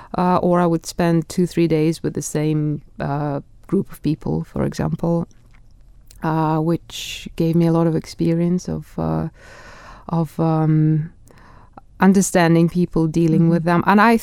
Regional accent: Russia; accent: Russian; English is a second language; without a strong Russian accent. I know it's there, but people don't always guess I'm from Russia. They think I'm Swedish or Scandinavian, mm-hmm. but they don't necessarily think I'm Russian when they speak to me.

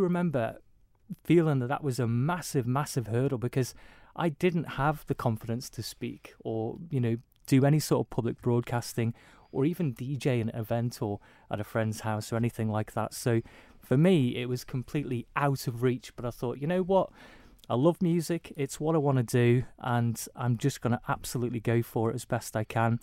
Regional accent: Isle of Man; growing up on the Isle of Man

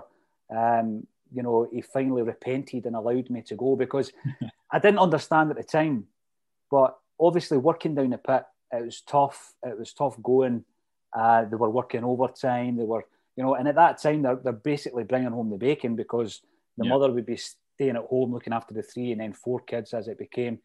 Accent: Fife, Scotland, United Kingdom; I'm from Fife

